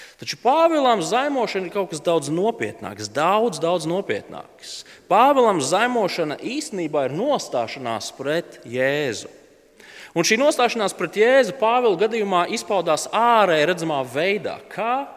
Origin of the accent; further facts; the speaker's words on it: Latvia; mēs esam latvieši, mēs esam tādi mierīgi un kūtri ļaudis